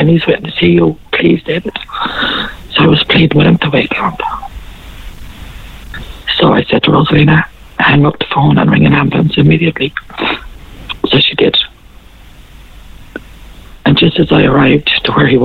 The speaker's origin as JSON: {"language": "English", "town": "Ennis", "region": "Munster", "country": "Ireland", "said": "I'm originally from Ennis, okay. County Clare myself."}